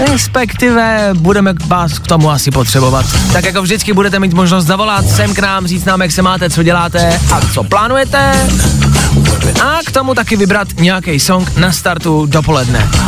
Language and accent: Czech; Karlovy Vary, Karlovy Vary Region, Czechia; now in Prague, Czech Republic; No, já pocházím z Karlových varů, žiju dlouhodobě